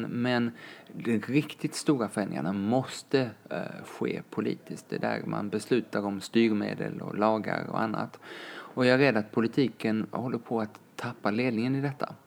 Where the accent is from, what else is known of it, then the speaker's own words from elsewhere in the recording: Lund, Skåne, Sweden; moved away; also born or lived in Kenya; jag är uppväxt i Lund med min mamma